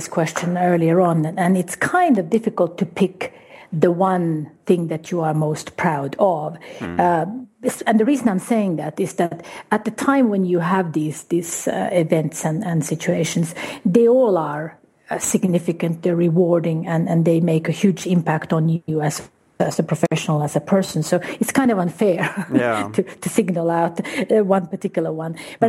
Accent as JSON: {"language": "English", "country": "Guatemala", "tie": "born or raised there", "also_born_or_lived": "Uruguay", "said": "Well, I grew up primarily in Guatemala and Uruguay. That was the initial part of it."}